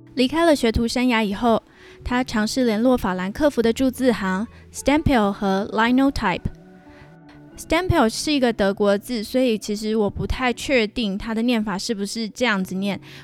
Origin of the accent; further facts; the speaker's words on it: Pingtung County, Taiwan; also born or lived in Hsinchu, Taiwan; 我已经从新竹搬回了我的老家屏东。在我录音的这个地方，就是我屏东的家